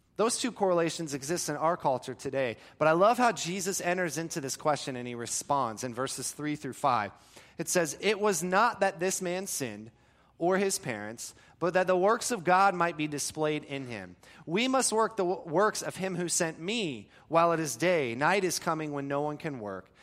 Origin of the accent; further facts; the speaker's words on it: Florida, United States; I grew up in Florida